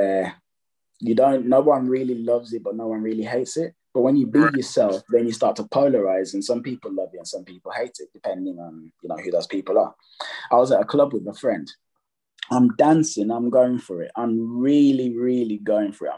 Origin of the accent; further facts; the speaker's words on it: Jamaica; I'm Jamaican